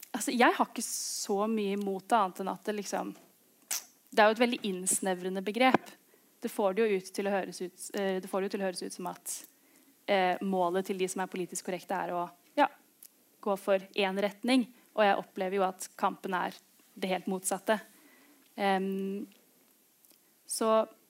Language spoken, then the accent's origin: Norwegian; Oslo, Norway; Begge foreldrene mine er derfra, men jeg har vokst opp i, i Oslo.